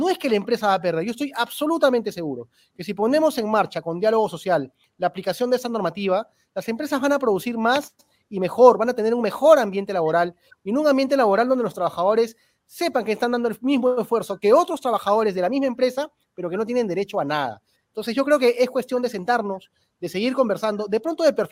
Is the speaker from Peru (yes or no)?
yes; Peru; pero lo que tenemos que hacer ahorita, como peruanos, es tratar de encontrar los puntos en común para poder salvar esta situación de crisis